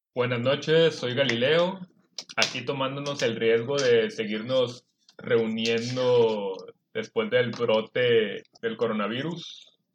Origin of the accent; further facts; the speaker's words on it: Mexico; todos los mexicanos